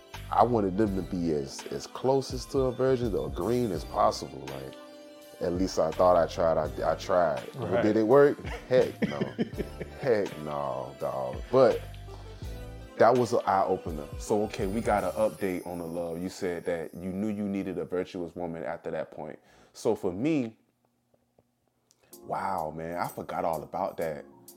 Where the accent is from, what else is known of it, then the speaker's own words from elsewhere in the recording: Savannah, Georgia, United States; Like I was telling you earlier, growing up in Savannah. In Savannah, somebody that looked like BG was like